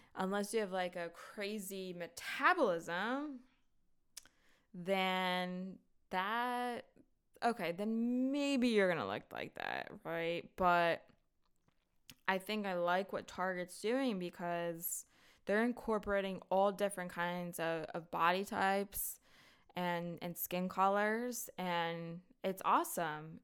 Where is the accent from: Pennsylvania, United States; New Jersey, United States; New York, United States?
Pennsylvania, United States; North Wales; I'm actually not from Philly, I'm from North Wales